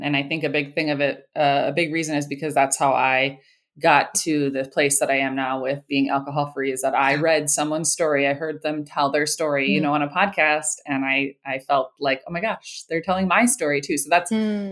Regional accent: Minnesota, United States; I live in Minnesota. I've been born and raised in Minnesota

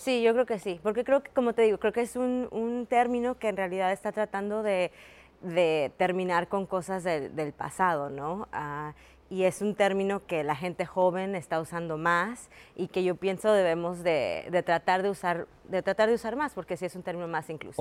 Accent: Mexico; now in United States; me digo que soy mexicana, pues porque nací en México

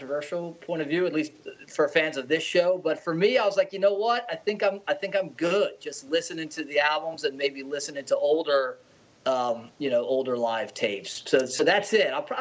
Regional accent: United States; I grew up outside of Washington, D.C.

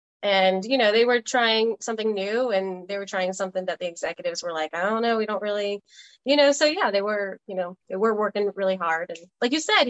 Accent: New Orleans, Louisiana, United States; I'm from New Orleans

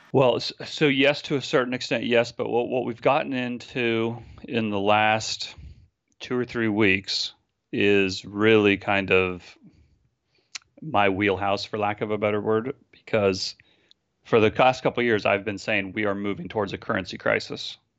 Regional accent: San Francisco, California, United States; I'm from San Francisco. Uh, I live here with my wife and my eleven-year-old son.

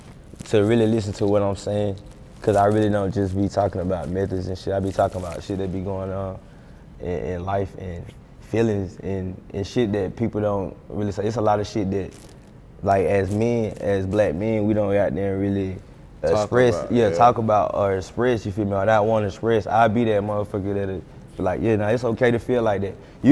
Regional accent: North Carolina, United States; Like, even with Charlotte, bro, like I'm an hour from Charlotte. Like, Charlotte rappers don't fuck with us. We real country, you feel me? We country. Charlotte's like a city to us.

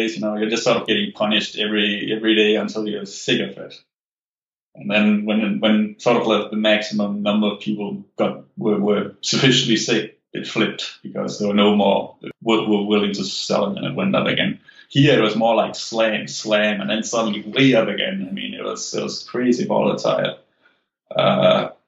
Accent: Denmark; moved away; I'm an immigrant, so like I'm from Denmark, where like stock investing was not a thing.

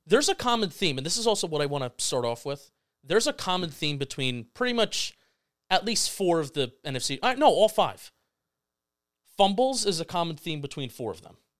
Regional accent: New Jersey, United States; We're from Jersey

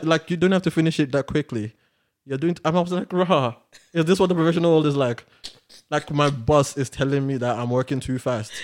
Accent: Nigeria; if we're both Nigerian

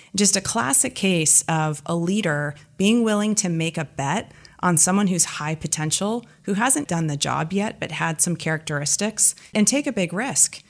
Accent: East Bay, Bay Area, California, United States; I'm a native Californian. I grew up in the Bay Area, in the East Bay.

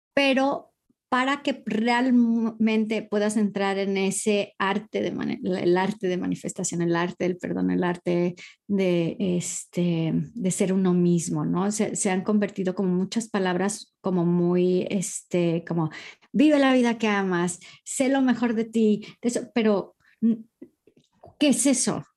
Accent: Costa Mesa, California, United States; moved away as an adult; also born or lived in Newport Beach, California; now in Madrid, Spain; originalmente soy nacida y, criada en, California, en Orange County. En, nací en Newport Beach y crecí en Costa Mesa.

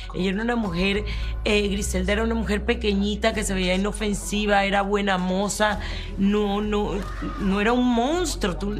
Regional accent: Colombia; moved away; also born or lived in Miami; yo soy colombiana, yo viví esa época

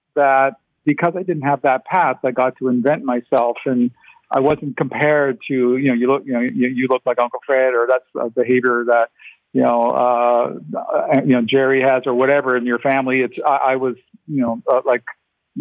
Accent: St. Catharines, Ontario, Canada; first language Ukrainian; English is a second language; I was born in St. Catharines

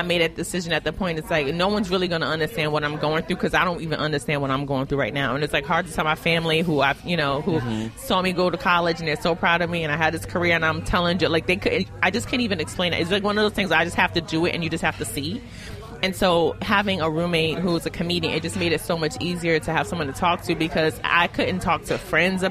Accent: New York City, New York, United States; I am from Brooklyn

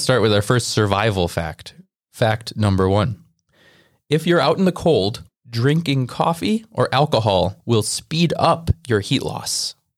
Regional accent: Wisconsin, United States; we're from Wisconsin

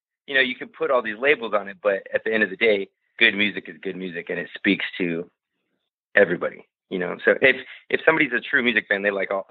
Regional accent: United States; I speak Spanish and I go to Norway, but at the core of it, I'm an American guy and I love it here.

